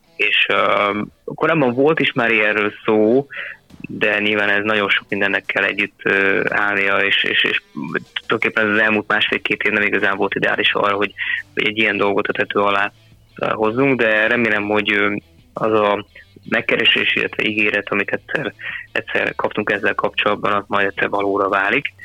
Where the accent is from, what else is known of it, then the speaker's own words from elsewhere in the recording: Kecskemét, Bács-Kiskun, Hungary; mi ugye kecskemétiek vagyunk